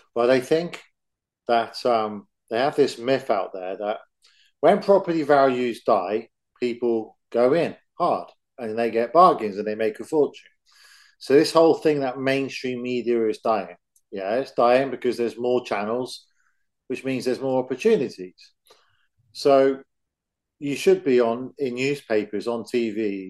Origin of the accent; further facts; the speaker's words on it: England, United Kingdom; I'm from England